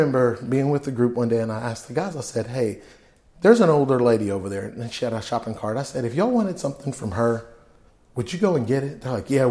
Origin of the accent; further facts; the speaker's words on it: Fort Worth, Texas, United States; also born or lived in California; I grew up in Fort Worth, Texas, in Como